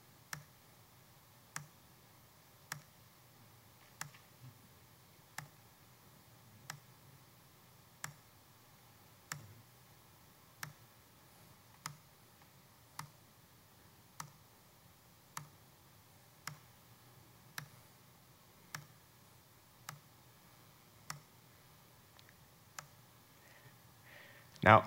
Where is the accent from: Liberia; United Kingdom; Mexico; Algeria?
Mexico; moved away; I was actually born in Mexico, so that my accent sometimes comes out